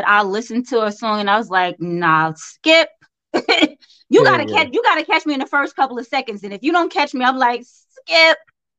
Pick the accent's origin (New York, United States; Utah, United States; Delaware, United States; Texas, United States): New York, United States; Brooklyn; I be like, I was born in Brooklyn. Don't do me like that. And then when I'm down there, they be like, so you from New York? I be like, yes, I am.